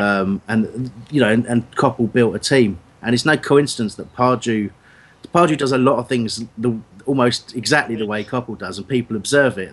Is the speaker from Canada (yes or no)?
no; Crawley, South East England, United Kingdom; I'm you know from Crawley myself